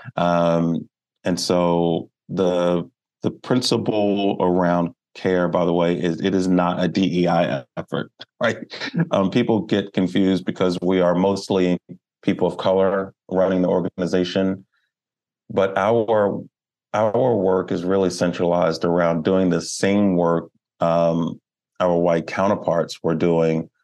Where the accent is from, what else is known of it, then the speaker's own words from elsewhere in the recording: Baltimore, Maryland, United States; I am a Baltimore native. Um, I was born in Baltimore.